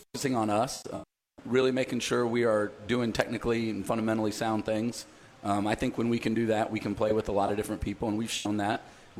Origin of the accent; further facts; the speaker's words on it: Texas, United States; it's a great experience for all players growing up in Texas to get to play in stadiums like that and experiences.